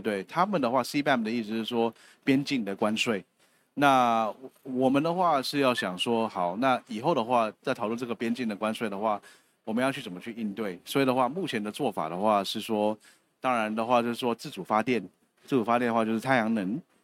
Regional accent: Taiwan; 我们台湾这边

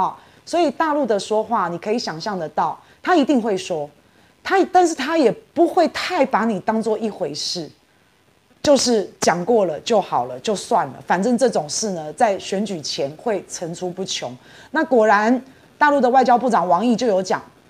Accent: Taiwan; 我也是台湾人

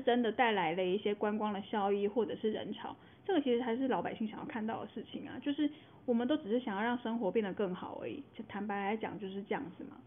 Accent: Taiwan; 我们台湾人有一部分人还先帮日本打完仗了

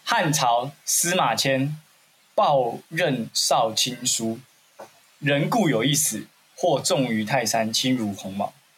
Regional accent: Xinzhuang, New Taipei, Taiwan; 我小时候在西，下新庄长大

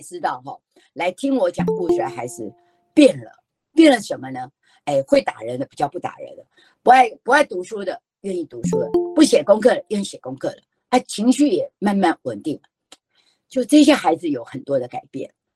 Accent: Taiwan; 我们台湾人太重视有意义了

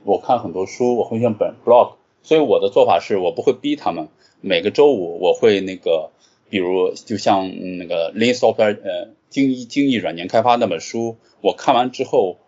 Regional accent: Qingdao, Shandong, China; moved away as an adult; also born or lived in Jinan; 我其实是青岛人，然后从小时候一直在青岛长大，直到，直到上大学

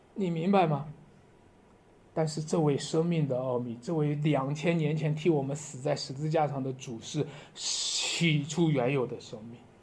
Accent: Shanxi, China; 我们山西人靠在黄河的边上，不过我从来没见过黄河

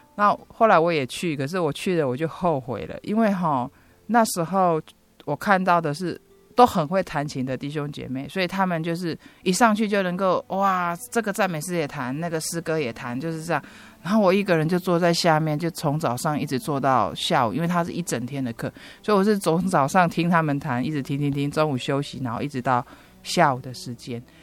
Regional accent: Chiayi, Taiwan; 我从小是出生在嘉义的小孩子

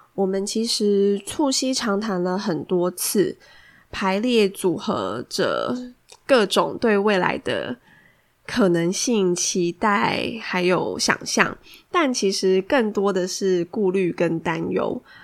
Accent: Taiwan; moved away as an adult; now in Australia; 身为台湾人的我

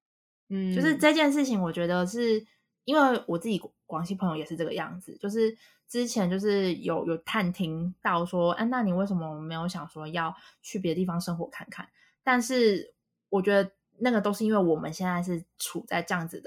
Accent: Taiwan; 我说：“我们是台湾人。”因为因为他们在西北地区，本来台湾人就很少。

